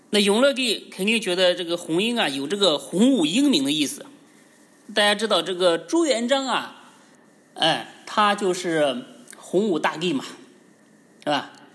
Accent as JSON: {"language": "Chinese", "country": "China", "said": "我们中国人起名儿是非常讲究的"}